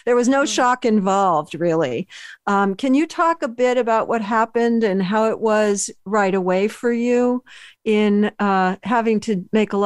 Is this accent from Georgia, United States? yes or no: no; Berkeley, California, United States; also born or lived in Philadelphia; a Berkeley girl